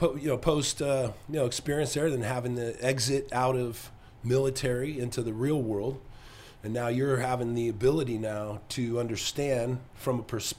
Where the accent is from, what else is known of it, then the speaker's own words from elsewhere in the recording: Southern California, United States; moved away; I'm from Southern California